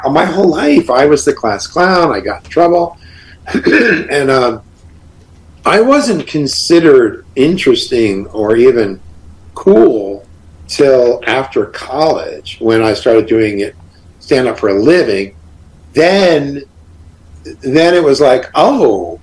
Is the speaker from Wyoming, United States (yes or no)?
no; Long Island, New York, United States; moved away as an adult; also born or lived in Florida; I grew up in New York